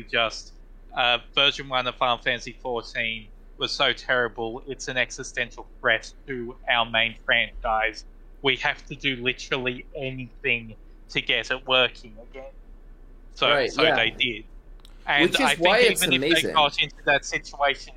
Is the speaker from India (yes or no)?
no; Australia; I'm Australian